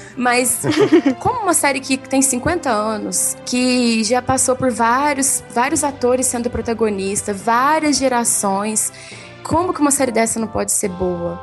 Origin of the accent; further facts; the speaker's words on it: Franca, São Paulo, Brazil; eu sou de Franca, São Paulo